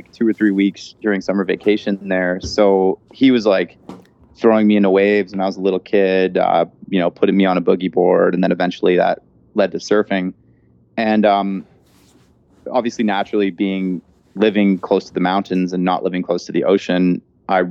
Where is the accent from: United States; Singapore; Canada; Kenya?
Canada; Vancouver, British Columbia; now in Whistler, Canada; So I grew up in Vancouver, British Columbia, and now I live in Whistler, British Columbia